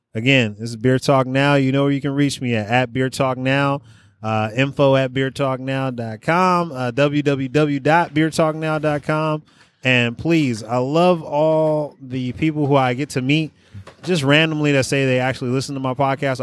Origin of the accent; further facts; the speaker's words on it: Oakland, California, United States; my family was from the South. I grew up in Oakland